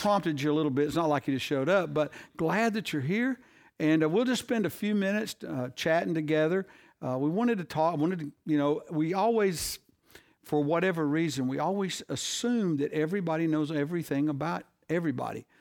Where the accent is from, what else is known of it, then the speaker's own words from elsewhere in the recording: the South, United States; we Southerners